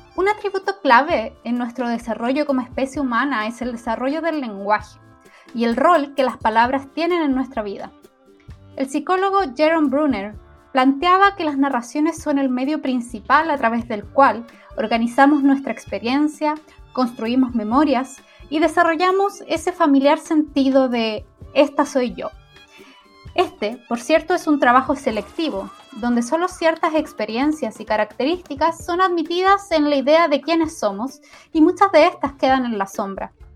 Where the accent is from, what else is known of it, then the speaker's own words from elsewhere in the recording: Chile; La historia del país de donde vengo, Chile